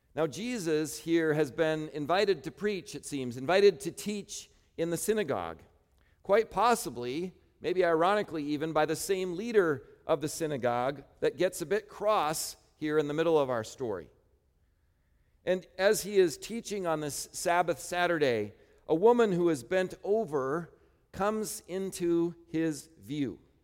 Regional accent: Midwest, United States; I grew up in the Midwest

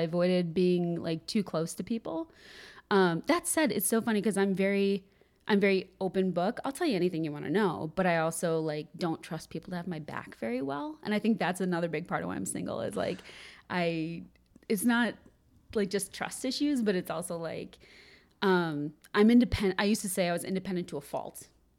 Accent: Wilmette, Illinois, United States; In Wilmette.

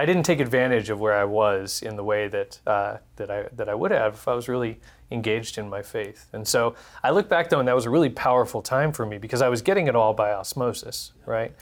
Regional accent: Houston, Texas, United States; I was born and raised in Texas, in Houston

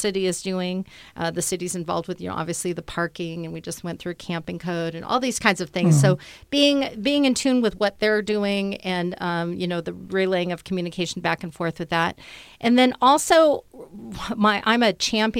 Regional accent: Beaverton, Oregon, United States; also born or lived in Portland, Oregon; now in Bend, United States; I'm from Beaverton. I went to Beaverton High School

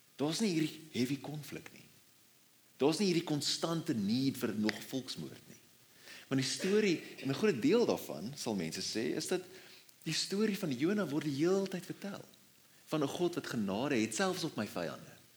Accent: South Africa; as Afrikaners

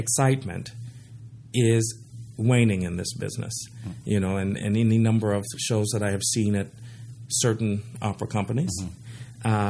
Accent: San Diego, California, United States; I grew up in San Diego

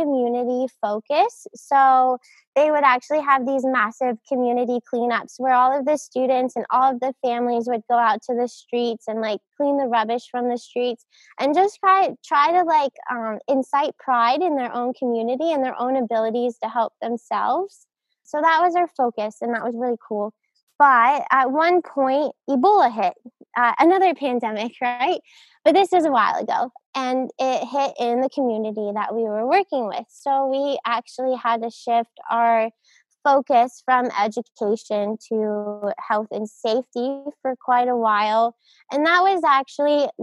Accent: State College, Pennsylvania, United States; moved away as an adult; also born or lived in Outer Banks, North Carolina / Moscow, Russia / Australia; Growing up in Pennsylvania was amazing. Just being in the mountains. I grew up in State College in Happy Valley.

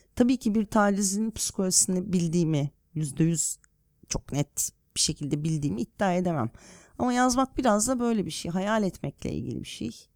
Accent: Bursa, Turkey; now in Istanbul, Turkey; Bursa'da büyüdüğüm için. Bursalıyım derim

